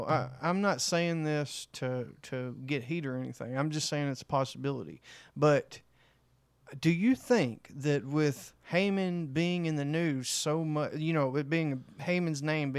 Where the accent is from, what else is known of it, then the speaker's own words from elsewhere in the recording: New York, United States; I said, what's this? I'm from New York.